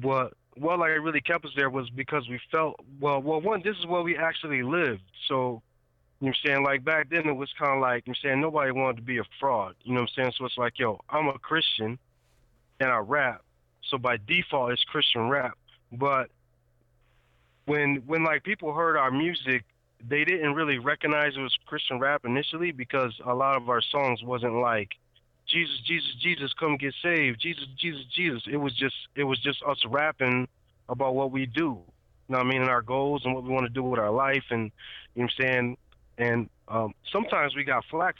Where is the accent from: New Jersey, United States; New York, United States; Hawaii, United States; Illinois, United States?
New York, United States; Rochester; now in Nashville, United States; I'm from, you know what I'm saying, Rochester, New York